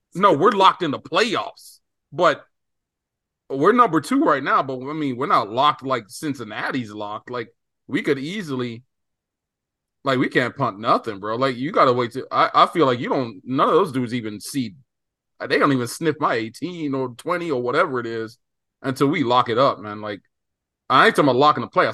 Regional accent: Bermuda; moved away; I grew up in Bermuda

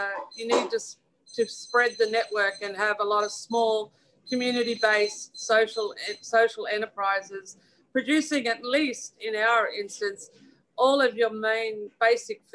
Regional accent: Australia; now in United Kingdom; we come from Australia

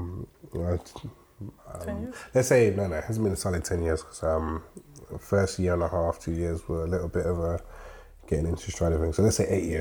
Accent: Birmingham, West Midlands, United Kingdom; moved away as an adult; now in London, United Kingdom; I don't feel like I'm from Birmingham anymore

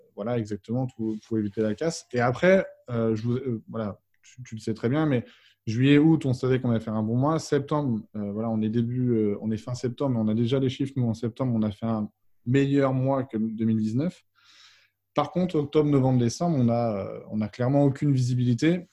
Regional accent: Vannes, Brittany, France; je suis originaire de la ville de Vannes en Bretagne

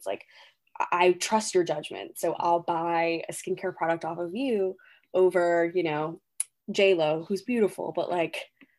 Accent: Texas, United States; Or this girl came from Texas, oh, I'm from Texas, you know?

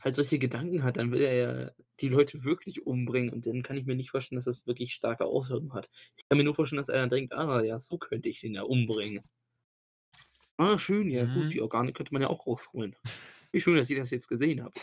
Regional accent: Germany; bei uns in Deutschland

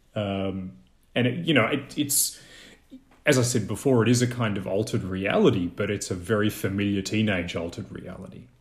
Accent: Australia; in Australia, I really don't think we have any e-, equivalent for English speakers of dialects

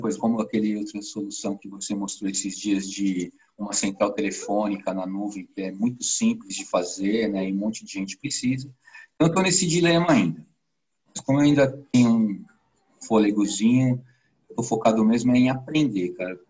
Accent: São Paulo, Brazil; also born or lived in Cotia; eu sou de São Paulo, onde eu moro no município da Grande São Paulo chamado Cotia

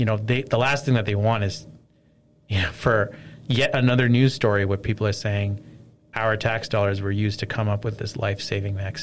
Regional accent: Nova Scotia, Canada; also born or lived in North York, Toronto, Ontario; now in Toronto, Canada; In North York, and then I grew up in Nova Scotia

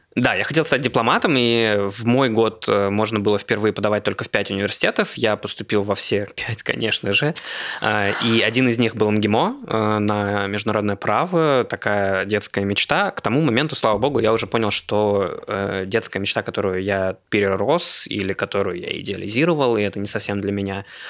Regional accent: Moscow, Russia; also born or lived in Khabarovsk; Москвич, у которого в паспорте написано город Хабаровск, Хабаровского края

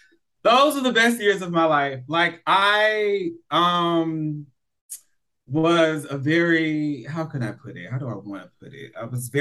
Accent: Atlanta, Georgia, United States; now in Los Angeles, United States; I'm originally from Atlanta, but I've been in LA for 9 years.

